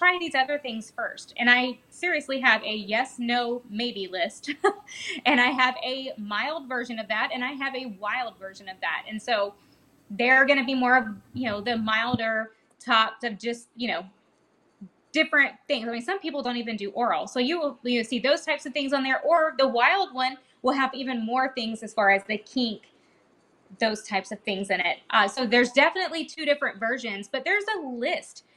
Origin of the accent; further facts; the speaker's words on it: Georgia, United States; now in Texas, United States; I'm from Georgia